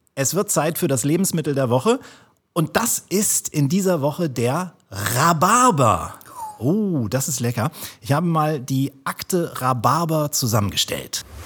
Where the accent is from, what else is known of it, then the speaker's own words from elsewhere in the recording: Kiel, Schleswig-Holstein, Germany; Ich bin Kieler